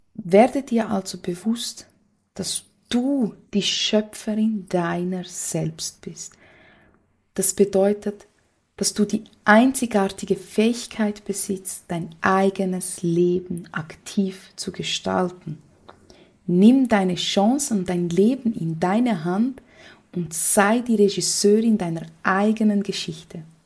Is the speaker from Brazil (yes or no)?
yes; Brazil; moved away; für mich als Brasilianerin